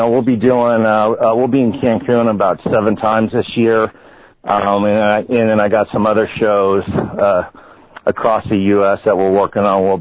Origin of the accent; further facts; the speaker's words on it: Las Vegas, Nevada, United States; I'm I'm from Vegas